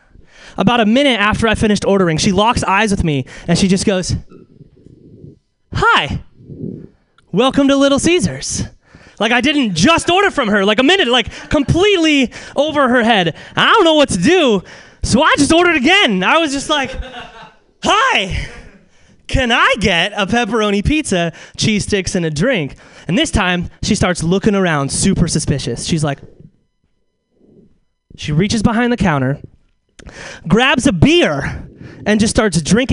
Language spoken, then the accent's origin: English; Alaska, United States; It's just, I'm from Alaska.